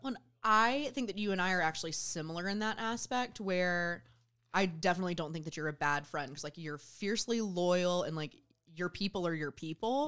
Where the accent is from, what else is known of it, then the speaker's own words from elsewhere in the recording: Southwest Georgia, United States; moved away as an adult; I grew up in Southwest Georgia.